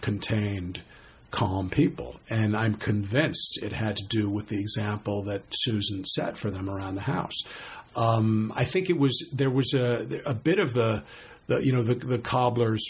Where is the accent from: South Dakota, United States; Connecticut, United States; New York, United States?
New York, United States; Scarsdale; I grew up in Scarsdale, New York.